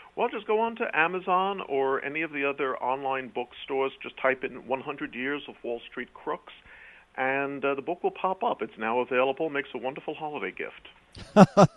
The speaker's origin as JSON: {"language": "English", "town": "New York City", "region": "New York", "country": "United States", "tie": "born or raised there", "accent": "quasi-British", "moved": "yes", "lives_now": "Connecticut, United States", "said": "I'm a British heritage, but I was born in New York City"}